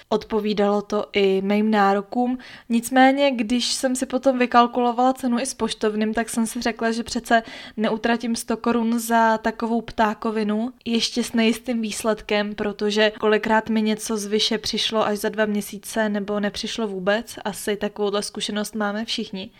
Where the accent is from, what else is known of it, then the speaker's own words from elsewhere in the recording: Czechia; u nás v Čechách